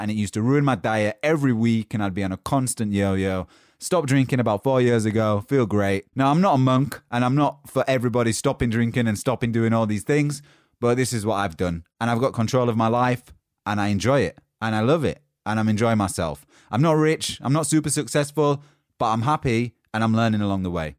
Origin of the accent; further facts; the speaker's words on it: Yorkshire and the Humber, United Kingdom; now in London, United Kingdom; I'm from Yorkshire in England, currently living in London